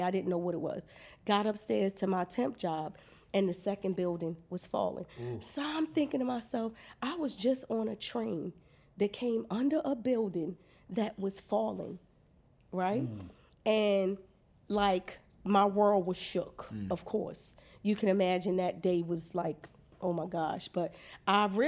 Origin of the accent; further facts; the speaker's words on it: Baltimore, Maryland, United States; moved away; I'm from West Baltimore